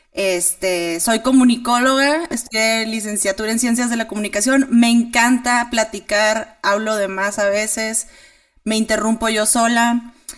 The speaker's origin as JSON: {"language": "Spanish", "town": "Monterrey", "region": "Nuevo León", "country": "Mexico", "moved": "as an adult", "lives_now": "Chihuahua, Mexico", "said": "soy de Monterrey, pero me moví aquí a Chihuahua hace un año"}